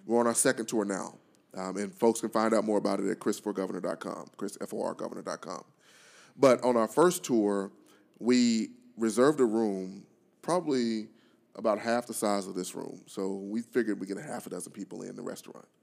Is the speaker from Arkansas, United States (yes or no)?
yes; Pine Bluff, Arkansas, United States; my hometown of Pine Bluff